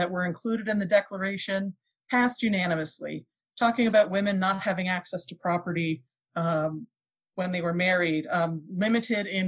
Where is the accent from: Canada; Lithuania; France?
Canada; now in United States; I'm also an immigrant, I grew up in Canada.